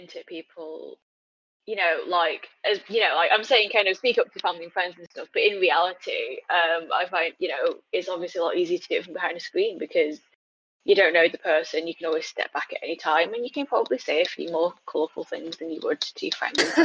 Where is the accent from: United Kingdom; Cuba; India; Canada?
United Kingdom; also born or lived in China; Britain is my home